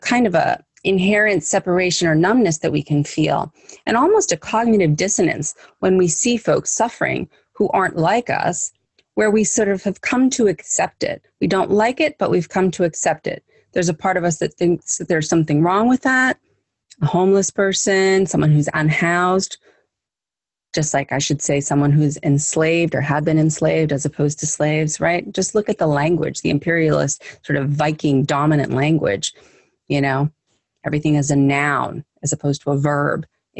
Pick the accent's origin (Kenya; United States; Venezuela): United States; I'm Italian, I'm German, I'm Scottish, my background is this or that, but I'm American in this case.